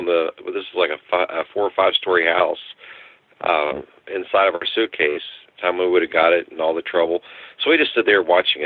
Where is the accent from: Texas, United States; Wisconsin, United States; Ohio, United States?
Texas, United States; New Braunfels; I'm from Texas. I lived in a small town called New Braunfels in Comal County